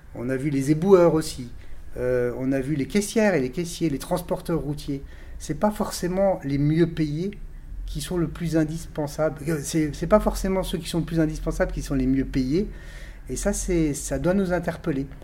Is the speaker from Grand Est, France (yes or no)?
yes; Colmar, Grand Est, France; je suis né à Colmar il y a un peu plus de 54 ans, donc euh, je suis bien ancré dans, mon territoire